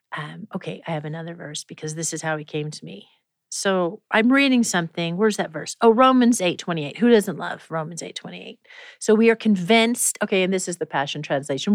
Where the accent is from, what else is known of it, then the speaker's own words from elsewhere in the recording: Prairie Village, Kansas, United States; moved away; I grew up in Prairie Village, Kansas. And the first almost 10 years of my life